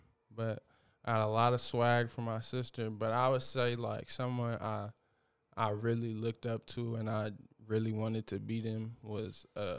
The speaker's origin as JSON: {"language": "English", "town": "Los Angeles", "region": "California", "country": "United States", "tie": "born or raised there", "said": "we was just kids in L.A."}